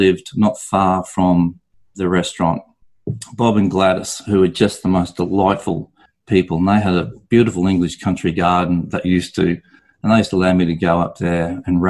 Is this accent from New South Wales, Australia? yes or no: no; Brisbane, Queensland, Australia; also born or lived in London, United Kingdom / Noosa, Australia; I'm from Brisbane originally, did my apprenticeship here in Brisbane